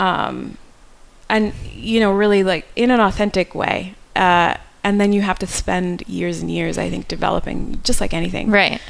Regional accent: New York, United States; moved away as an adult; I grew up in New York

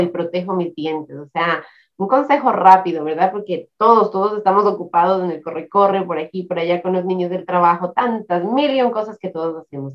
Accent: Ecuador; now in United States; mi país de Ecuador

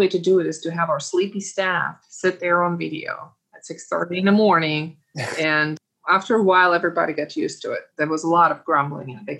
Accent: Uzbekistan; now in United States; raised the way that I was raised in Uzbekistan

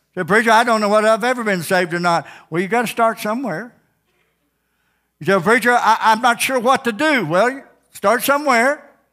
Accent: Ozark, United States; I grew up in Ozark

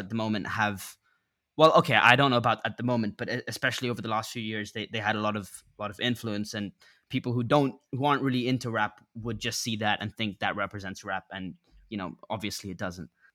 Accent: England, United Kingdom; I grew up in England

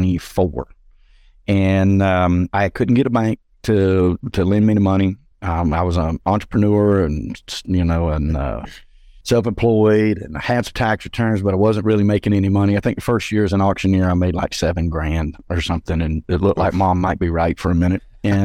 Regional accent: Georgia, United States; So I came back to my hometown north of Atlanta in the suburbs. I'm about 45 minutes northeast of the city.

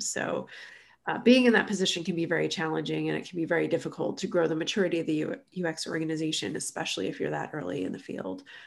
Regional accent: southern New Jersey, United States; moved away as an adult; also born or lived in Philadelphia, Pennsylvania; now in Chattanooga, United States; I grew up in southern New Jersey, which is, you know, right across the river from Philadelphia.

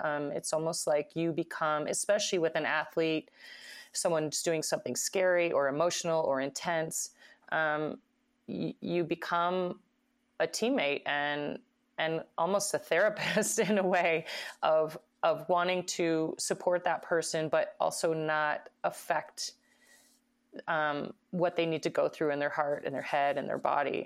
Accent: Idaho, United States; my hometown

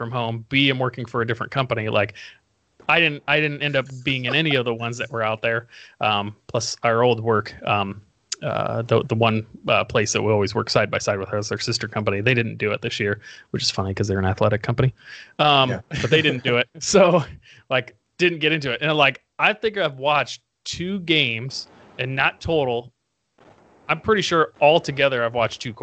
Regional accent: Indiana, United States; moved away as an adult; now in Arizona, United States; originally from Indiana

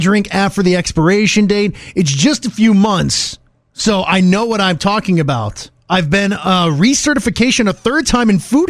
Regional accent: Ohio, United States; now in Atlanta, United States; when I was growing up in Ohio

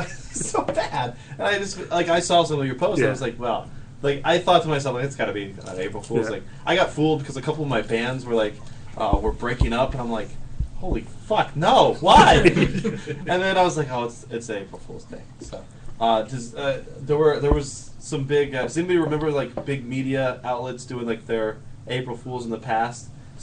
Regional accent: Kentucky, United States; I grew up in Kentucky

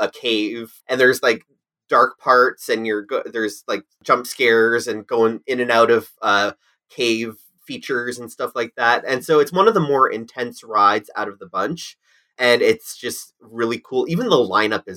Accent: Canada's Wonderland, Ontario, Canada; I grew up on Canada's Wonderland

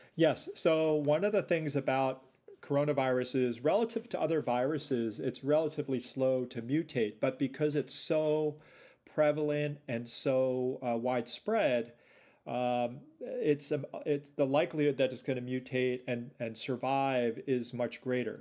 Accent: New York City, New York, United States; moved away as an adult; also born or lived in northern New Jersey / Chicago; I was born and raised in New York City

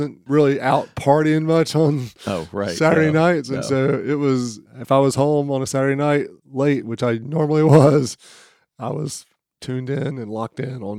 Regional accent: Dunn, North Carolina, United States; Growing up in Dunn, North Carolina, we were about an hour away from Raleigh.

